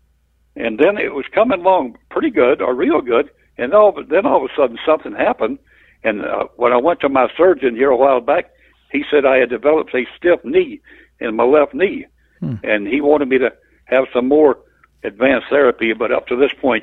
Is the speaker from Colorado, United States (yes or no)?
no; Dade City, Florida, United States; also born or lived in Colquitt County, Georgia; This is home. Dade City's home.